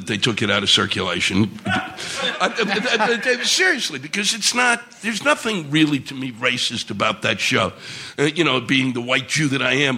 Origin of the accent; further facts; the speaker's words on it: Washington, United States; I was born and raised around Washington